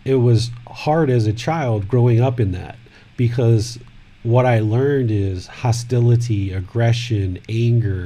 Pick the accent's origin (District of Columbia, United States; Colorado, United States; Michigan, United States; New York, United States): District of Columbia, United States; Washington; moved away as an adult; also born or lived in Maryland; now in Chiang Mai, Thailand; I was born in 1974 in Washington, D.C.